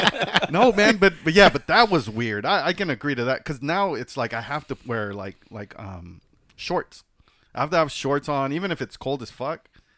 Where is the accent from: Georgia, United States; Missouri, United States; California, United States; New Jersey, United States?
California, United States; Los Angeles; I'm from Watts, man.